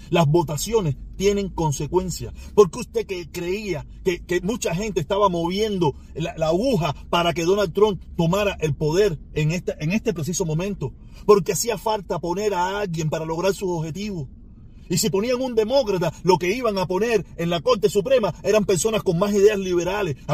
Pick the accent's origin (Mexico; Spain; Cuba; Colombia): Cuba; now in United States; No somos los cubanos, que somos dos millones.